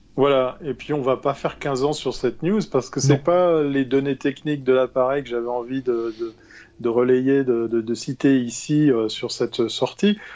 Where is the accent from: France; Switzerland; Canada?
Switzerland; en tant que bon Suisse